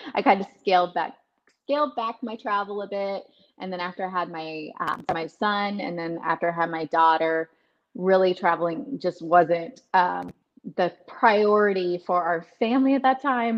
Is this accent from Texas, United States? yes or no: yes; Dallas, Texas, United States; moved away as an adult; also born or lived in Austin, Texas; I grew up in Dallas Fort Worth, but I ended up coming to Austin for college